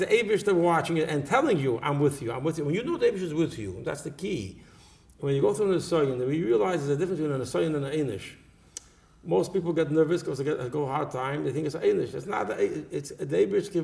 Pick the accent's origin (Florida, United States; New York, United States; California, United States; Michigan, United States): New York, United States; New York City; I grew up in Borough Park